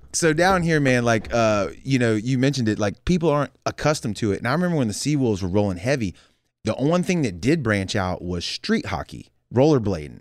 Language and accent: English; the South, United States; we're from the South.